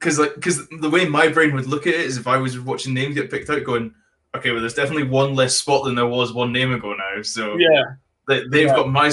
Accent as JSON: {"language": "English", "region": "rural Scotland", "country": "United Kingdom", "said": "We're so bad in rural Scotland for names. But especially my accent, it doesn't help."}